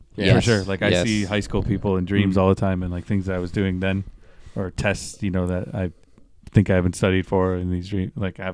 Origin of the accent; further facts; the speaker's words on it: St. Catharines, Ontario, Canada; I remember exactly where it was in my hometown in St. Catharines.